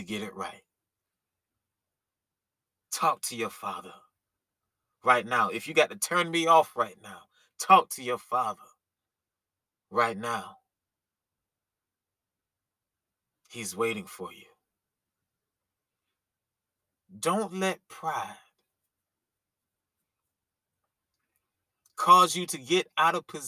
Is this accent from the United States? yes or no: yes; Columbia, South Carolina, United States; my hometown of Columbia, South Carolina